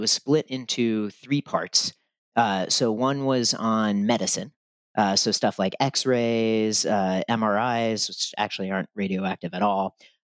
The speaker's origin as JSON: {"language": "English", "town": "Berkeley", "region": "California", "country": "United States", "tie": "born or raised there", "said": "when I grew up in Berkeley"}